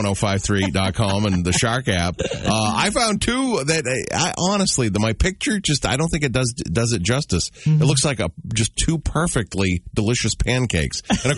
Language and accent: English; New Hampshire, United States; I'm from New Hampshire.